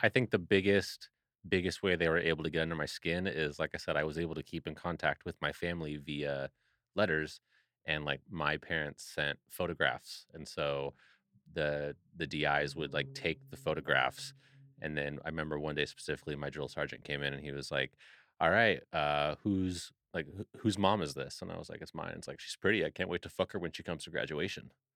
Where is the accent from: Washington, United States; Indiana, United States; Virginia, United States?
Washington, United States; Seattle; also born or lived in Bremerton, Washington; I'm actually from Seattle, Washington, so not too far from Bremerton